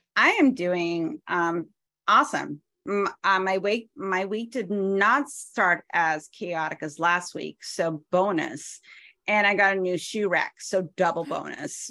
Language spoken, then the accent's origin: English; New Hampshire, United States; moved away; You're close to my home state. You're next door to New Hampshire.